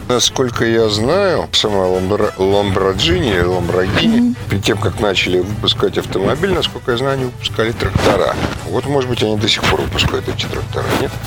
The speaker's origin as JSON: {"language": "Russian", "region": "Saint Petersburg", "country": "Russia", "said": "живу и работаю, и вообще я питерский человек."}